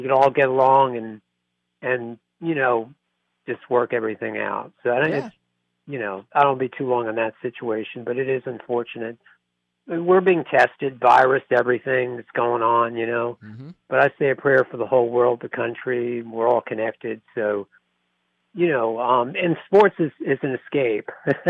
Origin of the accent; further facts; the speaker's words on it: Miami, Florida, United States; You know, but I'm from Miami originally, so I grew up in the heyday of the Dolphins.